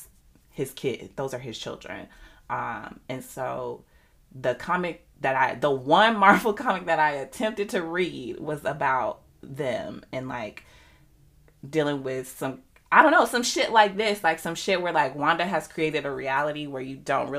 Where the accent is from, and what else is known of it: United States